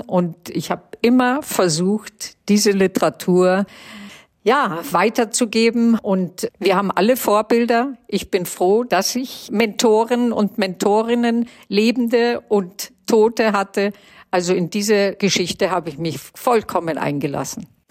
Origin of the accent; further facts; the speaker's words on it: Germany; Also ich bin Deutsche in jedem Fall, aber ich bin jüdisch in jedem Fall.